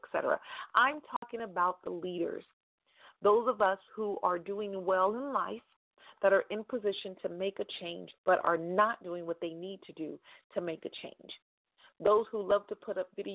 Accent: Stockton, California, United States; right here in my hometown in Stockton, California

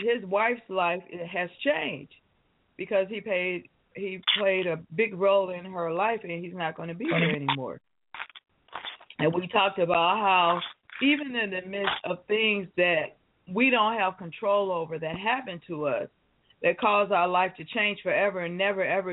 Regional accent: Detroit, Michigan, United States; moved away; I was born and raised in the city of Detroit

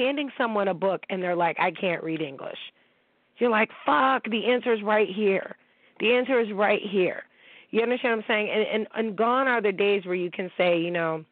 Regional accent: Niagara Falls, New York, United States; I grew up in Niagara Falls, okay, New York

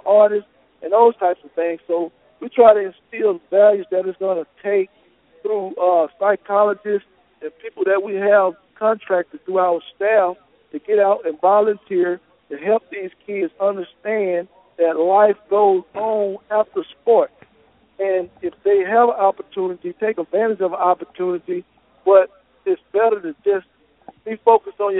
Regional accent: Prichard, Alabama, United States; my life growing up in Pritchard, Alabama

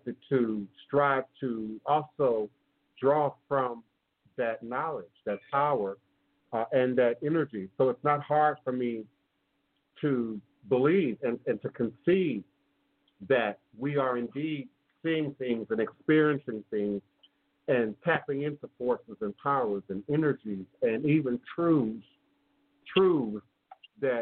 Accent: Washington, District of Columbia, United States; I grew up in the Smithsonian Institute in Washington, D.C. That was my playground

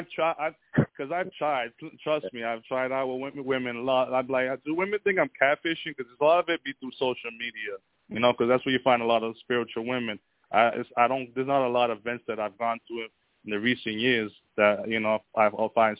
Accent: Boston, Massachusetts, United States; I'm from Boston, Massachusetts.

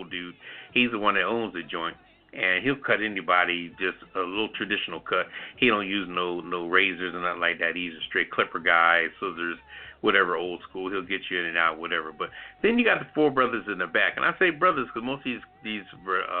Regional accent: Philadelphia, Pennsylvania, United States; now in DMV area, United States; I'm from West Philly originally, you know, straight up born and bred

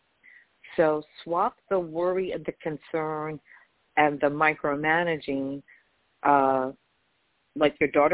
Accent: New York, United States; I'm from New York

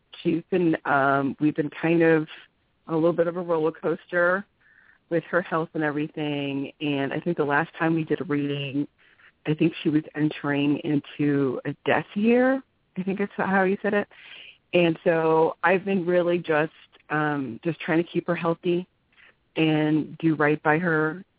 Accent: North Carolina, United States; I'm from North Carolina, but you and I met in Los Gatos, California, at Inner Journey.

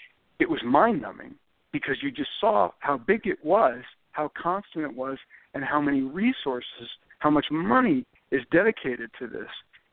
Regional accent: Indiana, United States; now in Texas, United States; I grew up in Indiana. I lived in Texas for 20 years, but I grew up in Indiana where, obviously, basketball is mythic proportions

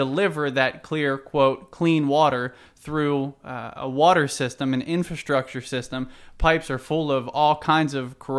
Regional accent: Cincinnati, Ohio, United States; now in Evansville, United States; I'm from Cincinnati originally, but it's all, you know, in Indiana where I'm

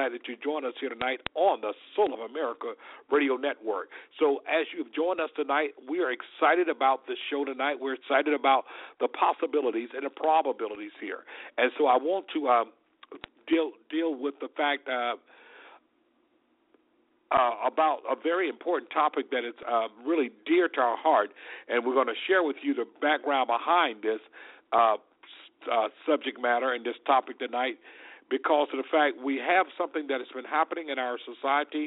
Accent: Selma, Alabama, United States; Selma, my hometown, as many of you may know, that's where I was born and raised, in Selma, Alabama

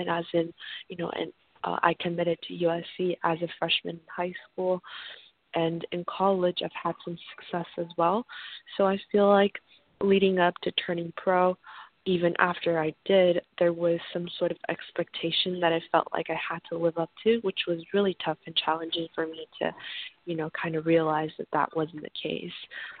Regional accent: Canada; also born or lived in San Diego; I grew up partially in Canada, but I went to high school in San Diego, California.

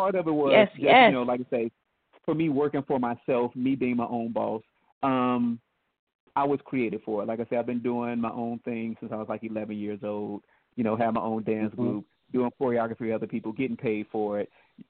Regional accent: Midwest, United States; And because I'm from the Midwest, we had all four seasons, and I took care of the lawns at $40 a pop.

